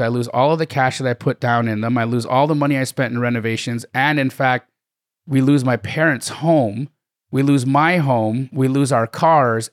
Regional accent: Calgary, Alberta, Canada; I grew up in Calgary, Alberta, Canada

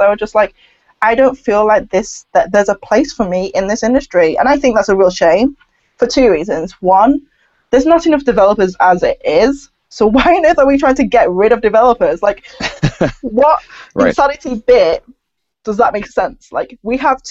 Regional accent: United Kingdom; a British-born Chinese

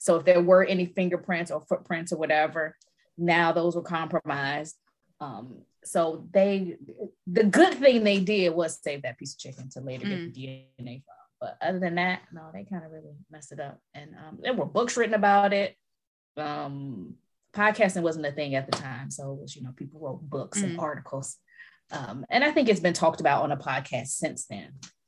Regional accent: Chicago, Illinois, United States; Girl, I'm from Chicago. All of it's true.

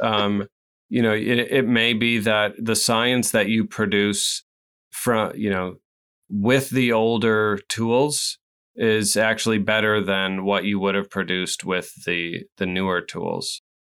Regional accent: Midwest, United States; I'm not from New England. I'm from the Midwest.

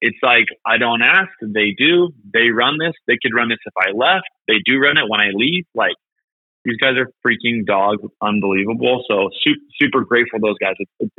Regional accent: Midway, Utah, United States; now in Memphis, United States; Midway, Utah.

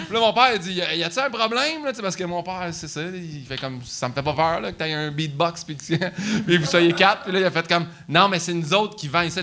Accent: Saint-Hyacinthe, Quebec, Canada; je viens de Saint-Hyacinthe, c'est la place la plus francophone.

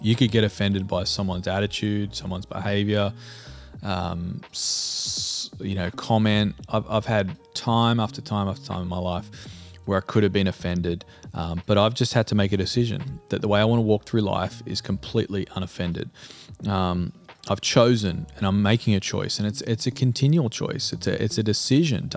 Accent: Australia; now in United States; Being an Australian and living in the US means that I have relationships with people back home, you know, back in Australia

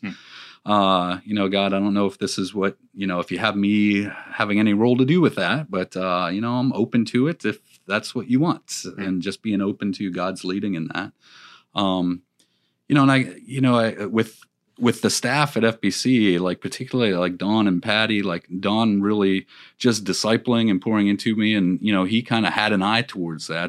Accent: Pennsylvania, United States; also born or lived in Florida; now in Virginia, United States; I was from Pennsylvania

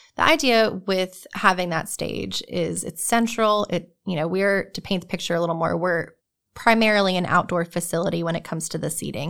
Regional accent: New Jersey, United States; moved away as an adult; now in North Carolina, United States; I'm originally from New Jersey.

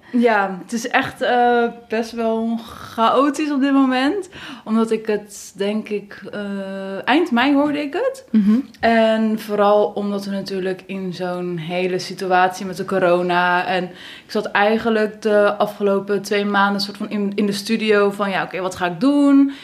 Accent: Middelburg, Zeeland, Netherlands; ik ben geboren in Zeeland, in Middelburg

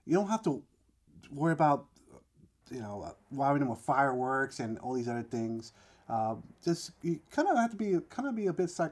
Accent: New York City, New York, United States; I grew up in the Bronx

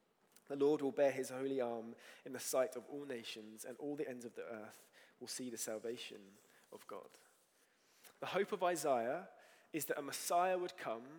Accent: United Kingdom

